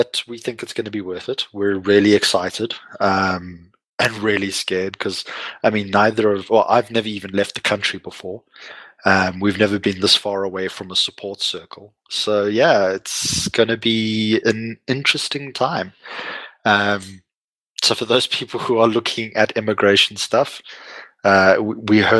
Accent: Lowveld, South Africa; moved away; I grew up in the Lowveld

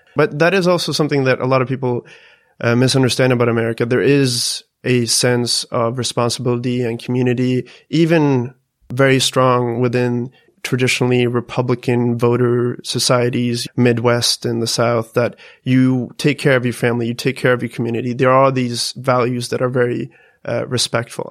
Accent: Sweden; us Swedes

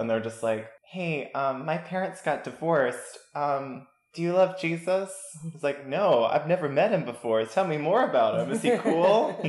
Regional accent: Kingsport, Tennessee, United States; So I'm originally from Kingsport, Tennessee, which is the Appalachian part of Tennessee. I moved all over with my family. That's where I'm originally from.

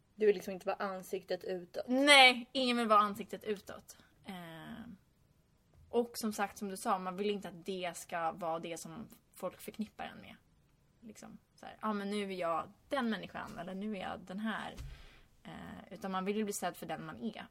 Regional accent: Stockholm, Stockholm County, Sweden; moved away as an adult; now in California, United States; nu är jag hemma i Stockholm över sommaren

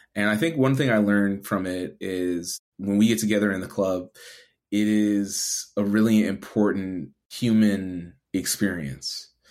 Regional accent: Edmonton, Alberta, Canada; moved away as an adult; also born or lived in Toronto; for me coming from Edmonton

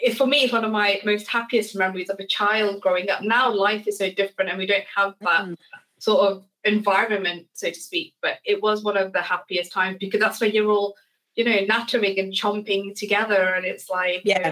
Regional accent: Leicestershire, East Midlands, United Kingdom; grew up in Leicestershire

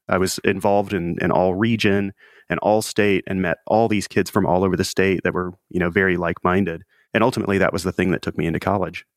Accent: Mississippi Delta, around Memphis, Tennessee, Arkansas side, United States; I grew up in the Mississippi Delta on the Arkansas side, so in and around Memphis, Tennessee.

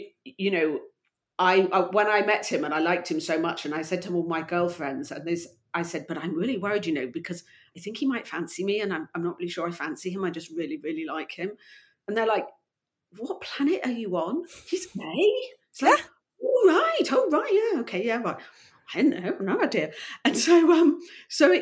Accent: Gloucestershire, South West England, United Kingdom; moved away; also born or lived in London / Poland; I was brought up in Gloucestershire, and I love Gloucestershire

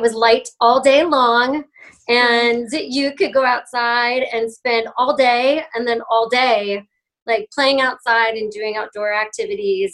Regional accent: Wasilla, Alaska, United States; also born or lived in Cypress, Orange County, California; I was in Orange County, like down in Cypress, Orange County, until I was six. And then we moved to Alaska

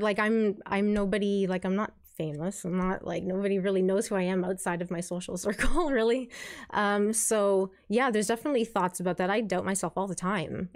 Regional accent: St. Catharines, Ontario, Canada; also born or lived in Kitchener-Stratford area, Ontario; Born and raised in St. Catharines here. I've lived in the Niagara region for most of my life

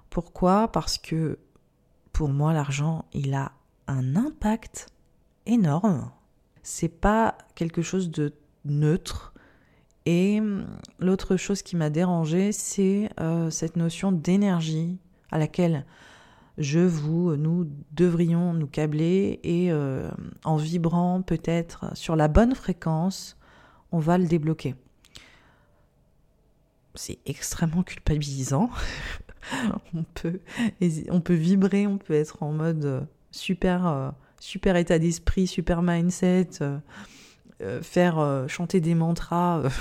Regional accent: India; C'est que j'ai grandi en Inde, j'ai été témoin en fait euh, d'une pauvreté, je pense, qui, n'est pas imaginable en France

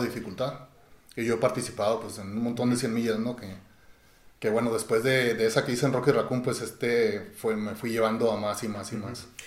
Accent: Chihuahua, Mexico; yo fui criado, bueno, nací aquí en Chihuahua, pero fui criado en un rancho

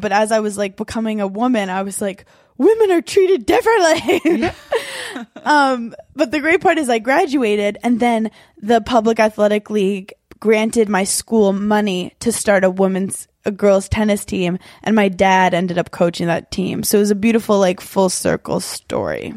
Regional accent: New York City, New York, United States; I was born in Brooklyn, New York

